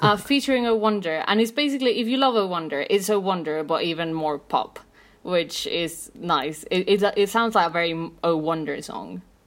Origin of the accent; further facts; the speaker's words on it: Mexico City, Mexico; I'm from Mexico City.